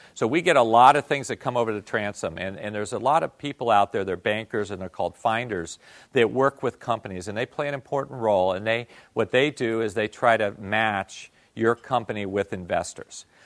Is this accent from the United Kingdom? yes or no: no; Japan; English is a second language; moved away; I came from Japan